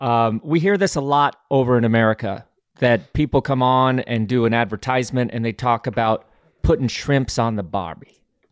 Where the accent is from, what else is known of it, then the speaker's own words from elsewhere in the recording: United States; As an American